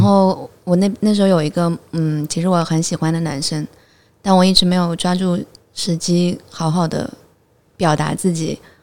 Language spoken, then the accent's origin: Chinese; Hangzhou, Zhejiang, China; 我是杭州人